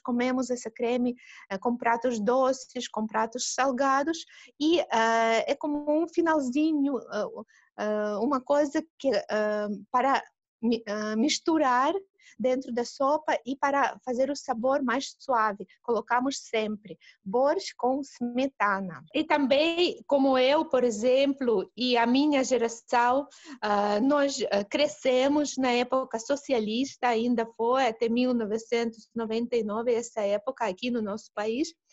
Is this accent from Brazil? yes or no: no; Russia; Portuguese is a second language; Imagine ter uma vizinha que é brasileira aqui na Rússia